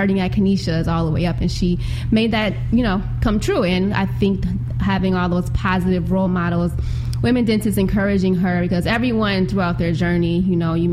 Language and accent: English; Buffalo, New York, United States; I grew up in Buffalo, born and raised east side of Buffalo, went to City Honors High School